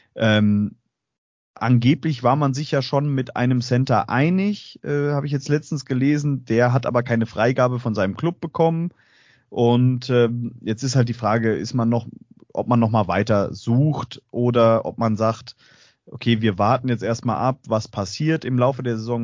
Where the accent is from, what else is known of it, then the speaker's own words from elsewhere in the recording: Straubing, Bavaria, Germany; moved away; ich komme ja ähm, aus Straubing ursprünglich